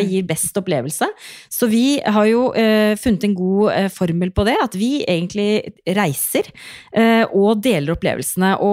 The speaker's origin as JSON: {"language": "Norwegian", "town": "Drammen", "region": "Buskerud", "country": "Norway", "said": "jeg er fra Drammen, jeg har knapt nok"}